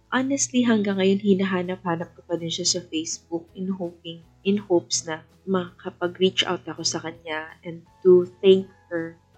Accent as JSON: {"language": "Tagalog", "town": "Iloilo City", "region": "Western Visayas", "country": "Philippines", "tie": "born or raised there", "also_born_or_lived": "Baguio", "said": "dito sa hometown ko, dito sa Iloilo"}